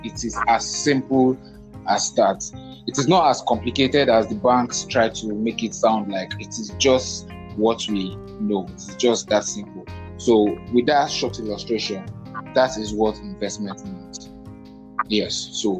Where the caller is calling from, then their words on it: Lagos, Nigeria; I am podcasting from Lagos.